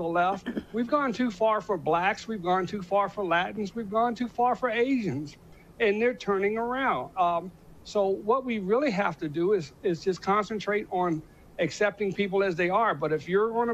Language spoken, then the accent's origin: English; Washington, District of Columbia, United States; I grew up in Washington, D.C., and I grew up with a lot of great people